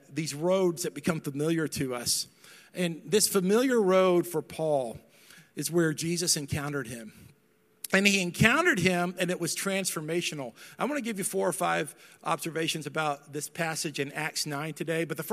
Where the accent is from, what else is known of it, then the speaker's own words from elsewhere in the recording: Dallas, Texas, United States; I grew up in Dallas